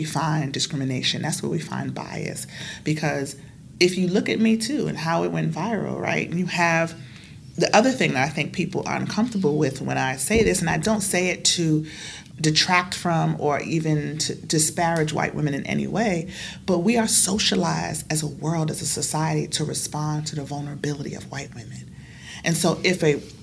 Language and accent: English; United States; as an American